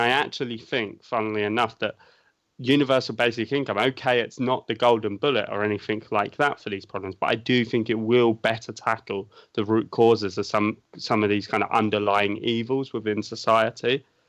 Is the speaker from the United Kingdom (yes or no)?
yes; United Kingdom; as a Brit, you'll find very, very rare that people would not want to protect the NHS.